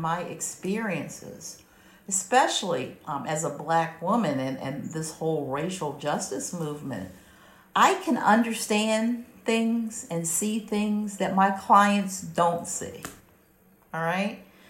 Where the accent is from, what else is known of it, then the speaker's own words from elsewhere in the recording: Philadelphia, Pennsylvania, United States; the little townhouse that I grew up in South Philadelphia could probably fit in one of those offices.